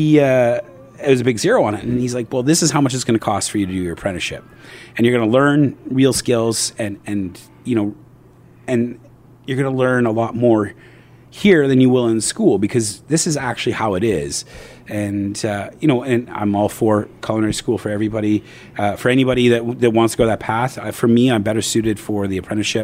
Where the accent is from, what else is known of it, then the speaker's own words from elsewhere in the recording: Winnipeg, Manitoba, Canada; moved away as an adult; also born or lived in Jasper / Australia; I grew up in Winnipeg.